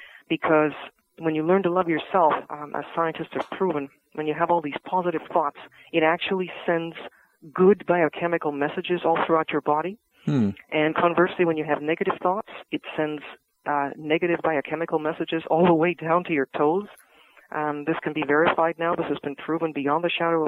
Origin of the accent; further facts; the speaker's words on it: Vancouver, British Columbia, Canada; I grew up in Vancouver, close to the University of British Columbia